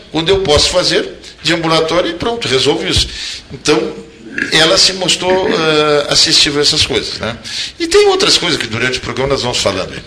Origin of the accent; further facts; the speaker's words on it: Porto Alegre, Rio Grande do Sul, Brazil; also born or lived in Pelotas; Eu sou nascido em Porto Alegre, eh, mas tenho uma adoção à cidade de Pelotas, por aqui eu passei os melhores